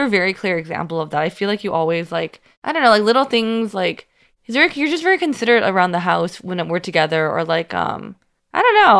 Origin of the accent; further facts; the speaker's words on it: Union City, California, United States; moved away; I'm from Union City